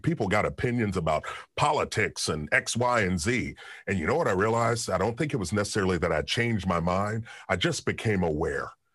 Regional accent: Kentucky, United States; I'm from Kentucky

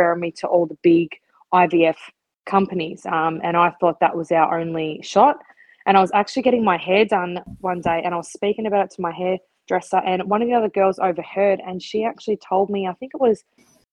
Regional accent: Melbourne, Victoria, Australia; I'm from Melbourne, and that's where we live at the moment

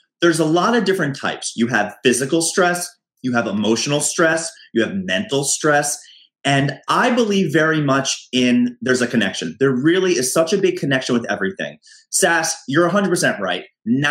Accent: United States; now in New York City, United States; being an American, being in New York City

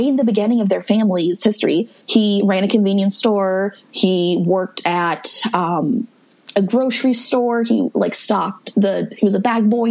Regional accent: Midwest, United States; I'm from the Midwest

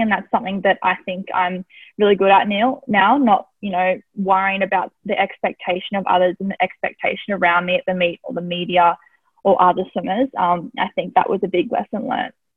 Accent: Tasmania, Australia; growing up in Tassie was, um, I loved it. I had a great childhood

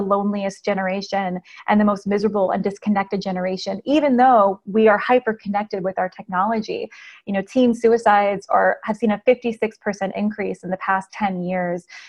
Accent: Las Vegas, Nevada, United States; now in Nashville, United States; I am originally from Las Vegas, Nevada. I now live in Nashville, Tennessee.

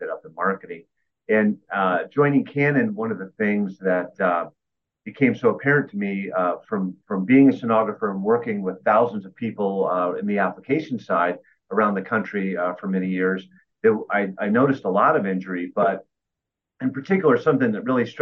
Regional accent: Clearwater, Florida, United States; I grew up in Clearwater right up the street, so it's home to me

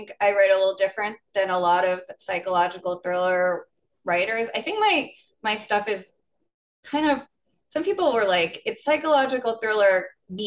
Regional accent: New York, United States; I'm from New York

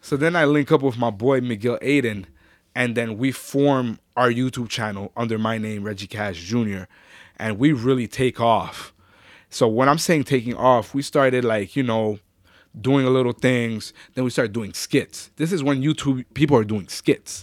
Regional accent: Ottawa, Ontario, Canada; also born or lived in Orleans, Ottawa; I'm actually originally from Gloucester.

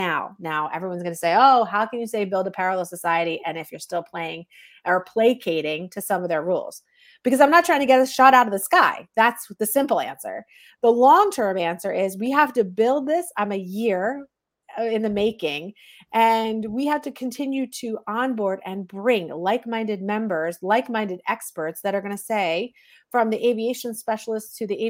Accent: New Jersey, United States; I'm some mom from Jersey

